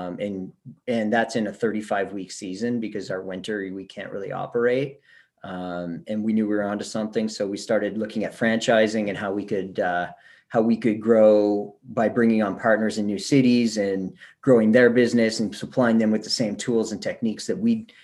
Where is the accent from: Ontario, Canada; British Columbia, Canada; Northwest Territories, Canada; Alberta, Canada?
Ontario, Canada; Kingston; also born or lived in Vancouver, Canada / Australia; 2012, I moved back to my hometown in Kingston, Ontario, Canada here